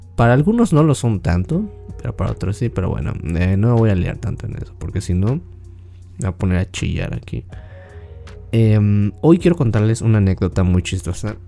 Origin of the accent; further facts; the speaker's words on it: Mexico; yo soy de México y aquí en México